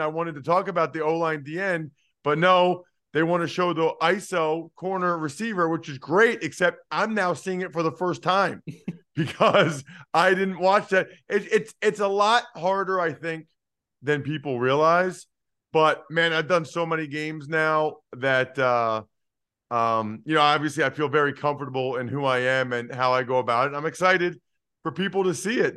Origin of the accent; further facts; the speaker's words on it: Philadelphia, Pennsylvania, United States; I'm from the Philadelphia area